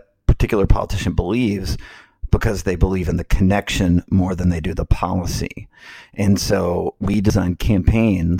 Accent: Alabama, United States; moved away as an adult; also born or lived in Washington, D.C.; now in Florida, United States; I grew up in Alabama

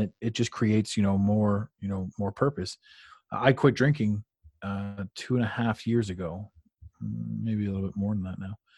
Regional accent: Canada; as a Canadian

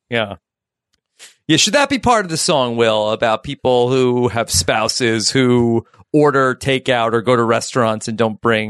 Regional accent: New York, United States; I think that I'm probably more of a New Yorker living in different places.

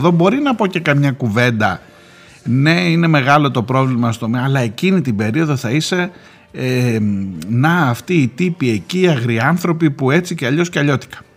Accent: Rhodes, South Aegean, Greece; Από μικρή στον τουρισμό στη Ρόδο, μεγάλωσα και ζω, ξέρω καλά από μέσα τι σημαίνει τουριστική σεζόν

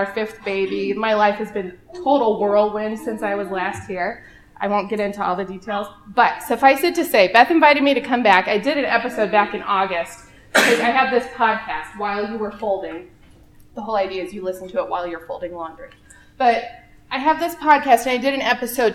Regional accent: Omaha, Nebraska, United States; moved away as an adult; now in Lincoln, United States; Born and raised in Omaha.

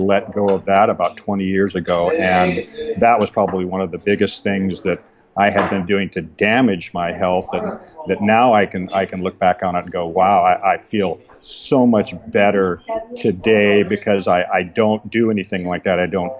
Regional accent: Pacific Northwest, United States; Well, I was born and raised in the Pacific Northwest, and we're evergreen there.

